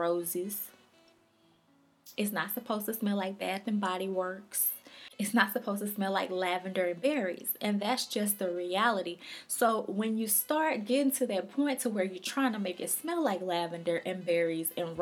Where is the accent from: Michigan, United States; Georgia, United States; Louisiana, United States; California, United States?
Louisiana, United States; I'm from Louisiana